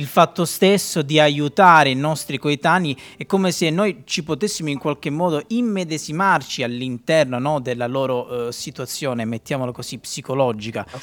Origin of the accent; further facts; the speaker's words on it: Calabria, Italy; io e Luca siamo calabresi